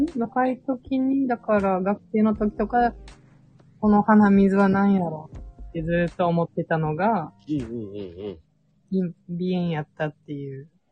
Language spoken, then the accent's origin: Japanese; Miyazaki, Japan; accent: Miyazaki dialect